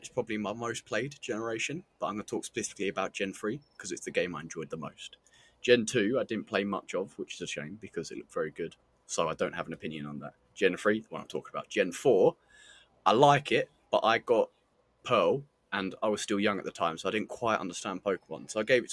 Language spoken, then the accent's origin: English; England, United Kingdom; we're English